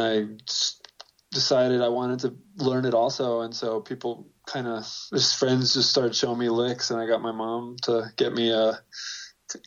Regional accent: Fort Lauderdale, Florida, United States; I grew up in Fort Lauderdale, Florida.

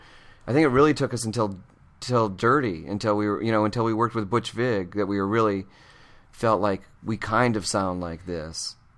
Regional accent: Michigan, United States; moved away; I'm from Michigan. I'm a pretty conservative person. I'm a thrifty person

